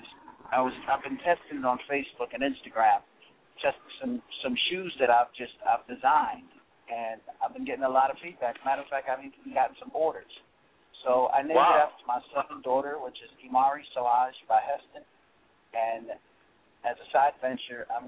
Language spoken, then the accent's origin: English; Dominica; I'm from the Caribbean. I'm from Dominica